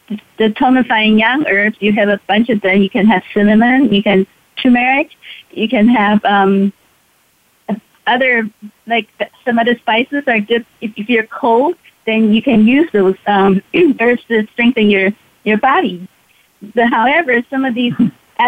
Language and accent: English; Taiwan; now in United States; I was born and raised in Taiwan, I came to the United States 50 years ago